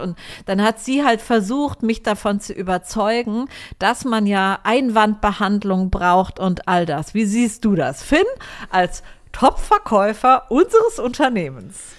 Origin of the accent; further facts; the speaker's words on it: Germany; now in Cyprus; als Deutscher